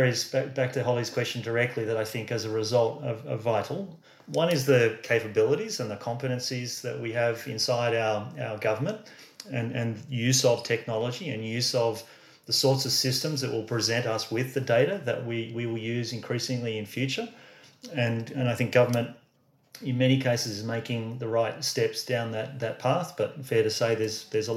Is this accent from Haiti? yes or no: no; Australia; I'm an Aussie